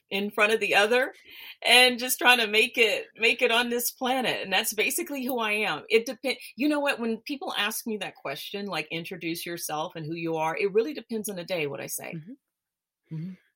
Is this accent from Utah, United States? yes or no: no; Memphis, Tennessee, United States; moved away as an adult; now in Switzerland; I'm originally from Memphis, Tennessee, but I live in Switzerland. I've been here for about I about 20 some odd years.